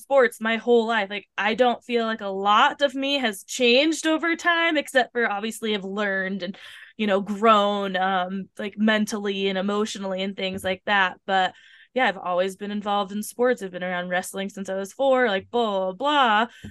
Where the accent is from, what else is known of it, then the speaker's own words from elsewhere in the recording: Tacoma, Washington, United States; that's where I'm from